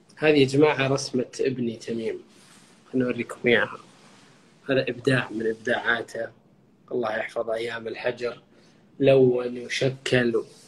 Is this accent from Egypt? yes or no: no; Saudi Arabia; عندنا بالسعودية